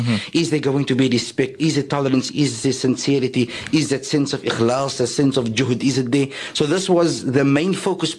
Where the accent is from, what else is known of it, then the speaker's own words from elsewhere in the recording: Cape Town, Western Cape, South Africa; also born or lived in Bayview / Strandfontein / Goodwood; I was born in the area of Colorado Park in Mitchell's Plain